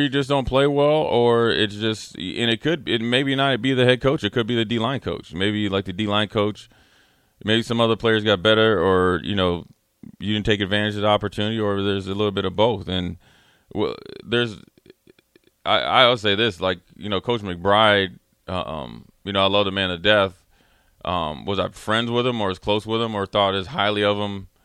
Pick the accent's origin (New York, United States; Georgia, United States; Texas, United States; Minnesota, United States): Minnesota, United States; Minneapolis; I'm from Minneapolis